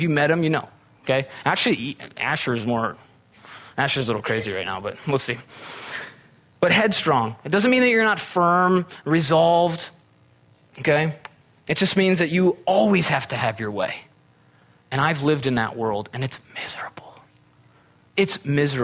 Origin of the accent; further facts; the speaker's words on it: Midwest, United States; moved away; I'm from the Midwest. We had tornadoes.